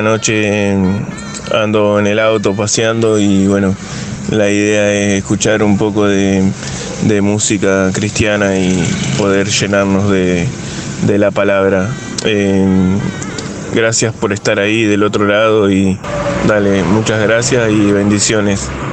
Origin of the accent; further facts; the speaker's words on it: Rosario, Santa Fe, Argentina; soy de acá de Rosario